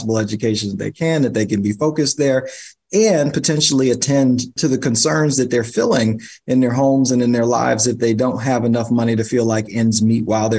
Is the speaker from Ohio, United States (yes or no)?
no; New York City, New York, United States; I'm a New Yorker